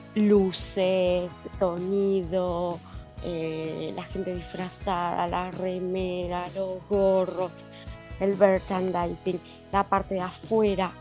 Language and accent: Spanish; Argentina; somos argentinos de Argentina